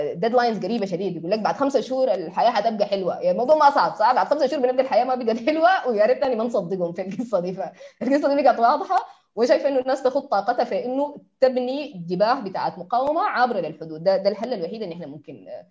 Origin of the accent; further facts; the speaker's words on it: Sudan; نحن كسودانيين